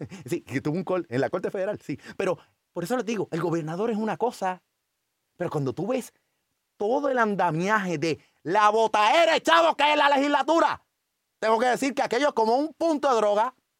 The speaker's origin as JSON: {"language": "Spanish", "town": "San Juan", "country": "Puerto Rico", "said": "Yo quiero tratar de todavía pensar que soy de Río Piedra"}